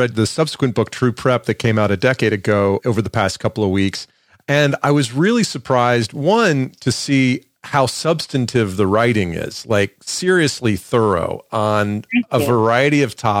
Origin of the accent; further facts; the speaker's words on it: Atlanta, Georgia, United States; moved away; also born or lived in New York; I grew up in the suburbs of Atlanta, in the middle, upper middle class suburbs of Atlanta.